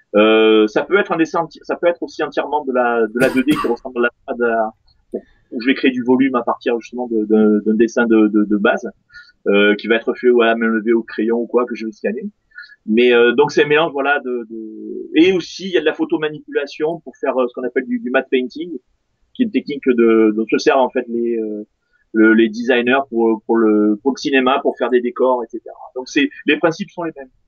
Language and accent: French; France; je suis français